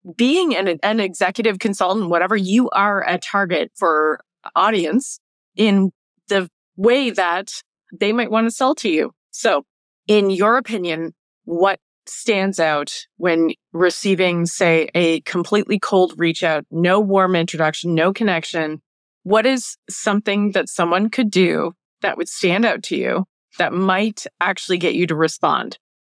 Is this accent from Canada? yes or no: yes; Canada; being Canadian